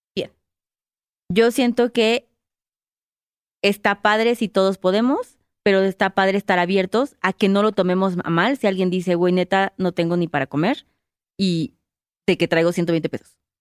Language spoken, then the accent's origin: Spanish; Mexico; Yo soy mexicana.